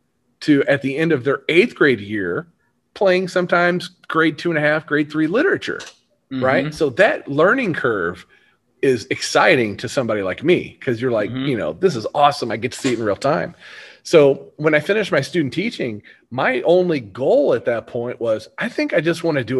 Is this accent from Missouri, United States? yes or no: yes; Hillsboro, Missouri, United States; I grew up in Hillsboro, which is, you know, about 15, 20 minutes away from where I teach and live